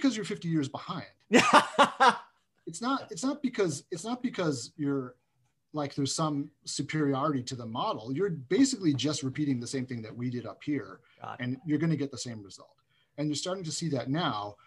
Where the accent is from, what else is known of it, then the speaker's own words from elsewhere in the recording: New Jersey, United States; where I grew up in New Jersey, 15 minutes from Manhattan